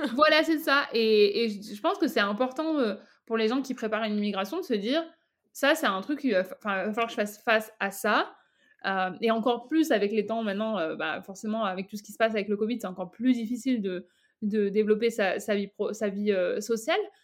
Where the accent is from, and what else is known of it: France; moved away as an adult; now in Canada